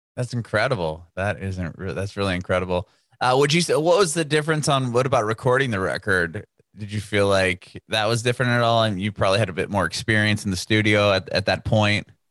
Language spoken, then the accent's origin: English; California, United States; I'm from California